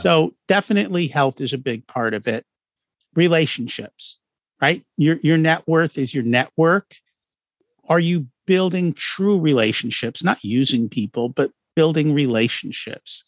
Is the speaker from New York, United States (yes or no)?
yes; outside of New York City, United States; I grew up outside of New York City